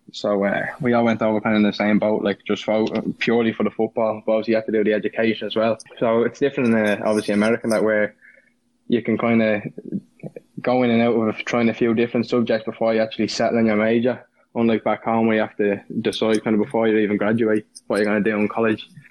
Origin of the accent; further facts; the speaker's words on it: Ireland; moved away; also born or lived in Indiana / Florida; I was Irish